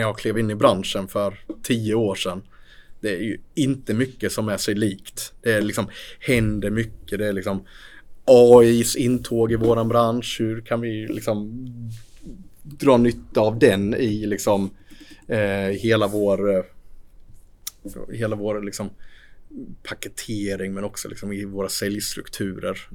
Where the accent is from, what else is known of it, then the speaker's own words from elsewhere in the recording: Sweden; vi i Sverige